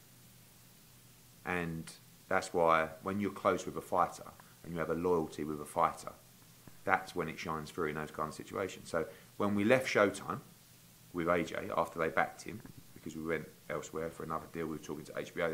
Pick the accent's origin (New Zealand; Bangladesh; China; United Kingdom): United Kingdom; the loudmouth Brit